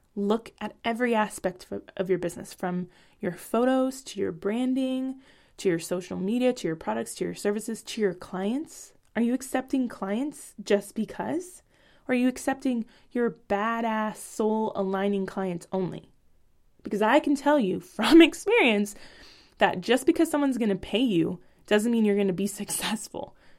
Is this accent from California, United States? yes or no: yes; Bay Area, California, United States; moved away as an adult; now in Portland, Oregon, United States; Rap is a part of my culture from where I grew up in the Bay Area.